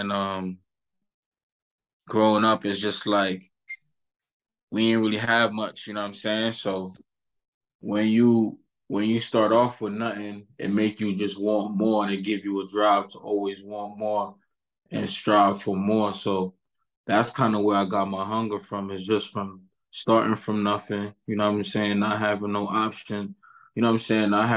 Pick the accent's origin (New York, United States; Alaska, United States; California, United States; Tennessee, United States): New York, United States; New York City; I'm from East Flatbush, Brooklyn